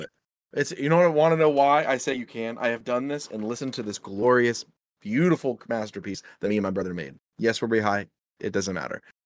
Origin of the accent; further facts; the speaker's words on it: Midwest, United States; I'm a Midwesterner